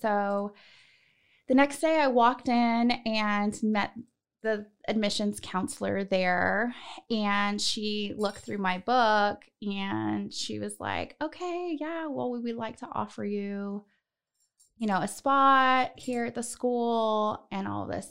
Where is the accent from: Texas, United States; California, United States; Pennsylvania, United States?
California, United States; Northern; moved away as an adult; also born or lived in Los Angeles; I'm from Northern California originally